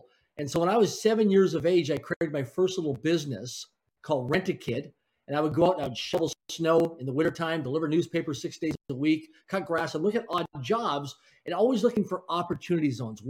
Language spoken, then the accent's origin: English; Swift Current, Saskatchewan, Canada; now in Vancouver, Canada; I grew up in a place called Swift Current, Saskatchewan, Canada, a city of less than 20,000 people in population